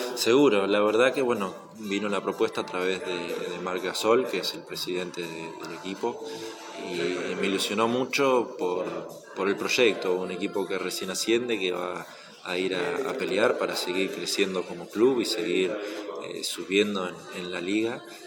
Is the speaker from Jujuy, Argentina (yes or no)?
no; Mar del Plata, Buenos Aires Province, Argentina; moved away as an adult; also born or lived in Spain; siempre voy a ser de Mar del Plata. Esté donde esté, siempre voy a ser de acá